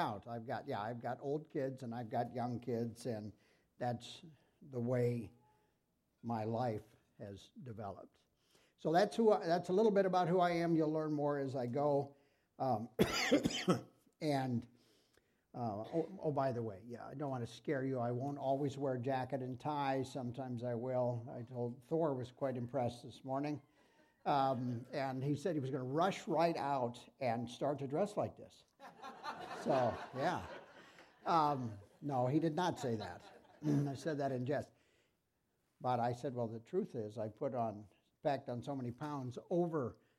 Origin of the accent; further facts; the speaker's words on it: Sibley, Iowa, United States; also born or lived in Milford, Iowa; I grew up in Sibley, Iowa.